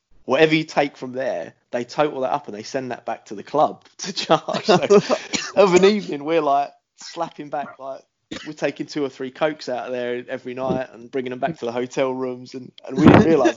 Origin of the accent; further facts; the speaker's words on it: London, United Kingdom; I was brought up in Hackney, which wasn't the most fashionable area.